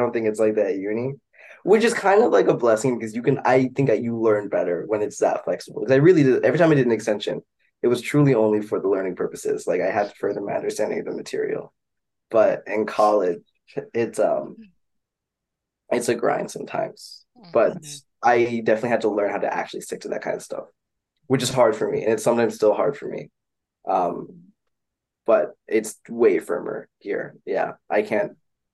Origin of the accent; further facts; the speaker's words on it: Champaign, Illinois, United States; we're from Champaign, Illinois